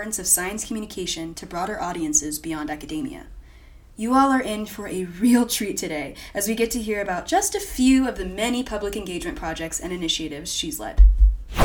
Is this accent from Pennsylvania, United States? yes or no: no; Virginia, United States; I'm from Virginia